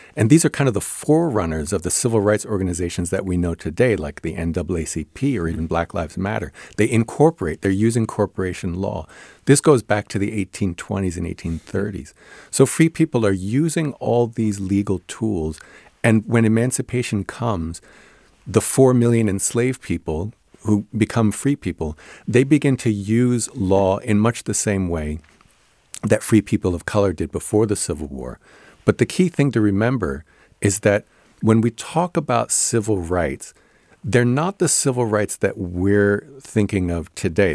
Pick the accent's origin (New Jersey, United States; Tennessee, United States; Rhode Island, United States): New Jersey, United States; I grew up in New Jersey